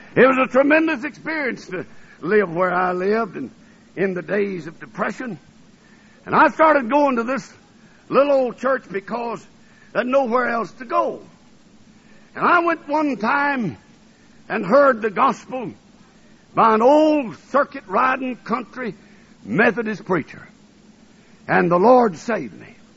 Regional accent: North Alabama, United States; also born or lived in New Orleans, Louisiana / Tennessee / Ohio; now in Michigan, United States; I was born in New Orleans, Louisiana, and I was raised in Alabama, and I went to school in Tennessee, and I was married in Ohio, and I've been in Michigan ever since.

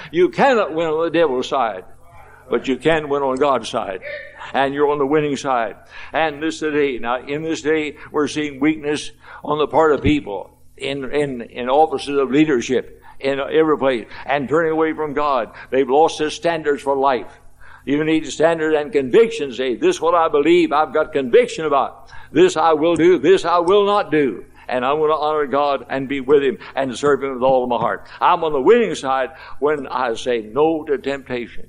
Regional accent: Louisville, Kentucky, United States; I was 14 years of age in Louisville, Kentucky, my hometown

